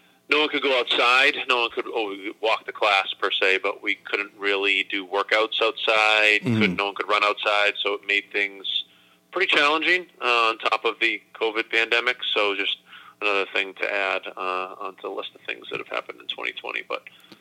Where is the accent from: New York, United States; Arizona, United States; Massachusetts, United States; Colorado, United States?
Massachusetts, United States; Acton; moved away as an adult; also born or lived in Florida; I grew up in Acton, Massachusetts, so it's about 25 miles directly west of Boston